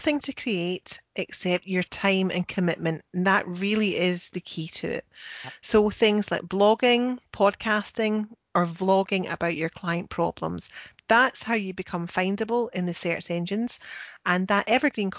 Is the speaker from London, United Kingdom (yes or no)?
no; Scotland, United Kingdom; I'm the Scottish one.